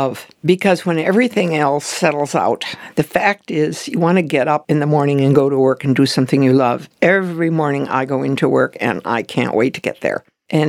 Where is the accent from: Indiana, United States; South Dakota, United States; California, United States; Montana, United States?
South Dakota, United States; Well, I was going to go to South Dakota School of Mines and Technology. And that was my home state school.